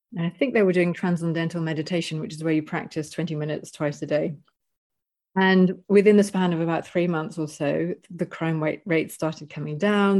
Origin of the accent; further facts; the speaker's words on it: United Kingdom; moved away as an adult; also born or lived in Panama; I'm British